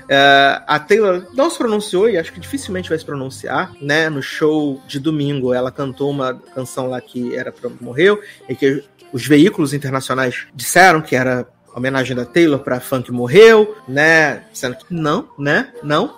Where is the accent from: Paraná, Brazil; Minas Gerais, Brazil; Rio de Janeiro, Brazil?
Rio de Janeiro, Brazil; Eu digo isso enquanto carioca, enquanto pessoa que mora aqui.